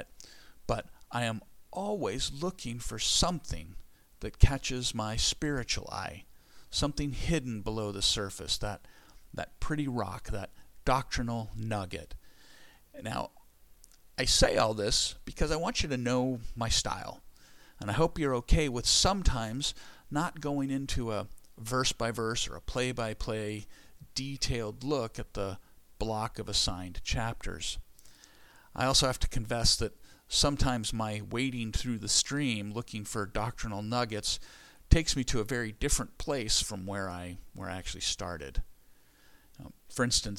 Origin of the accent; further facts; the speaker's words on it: California, United States; Where I grew up in California, we lived by the American River